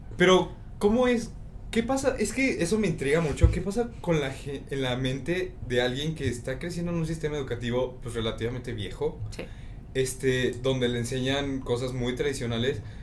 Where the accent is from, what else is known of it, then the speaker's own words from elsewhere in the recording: Mexico; soy mexicano